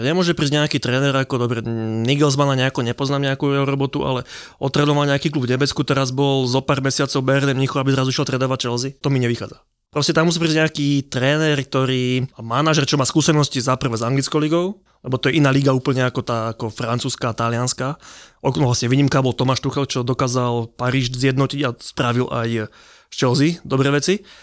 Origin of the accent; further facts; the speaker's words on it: Slovakia; My dvaja, Slováci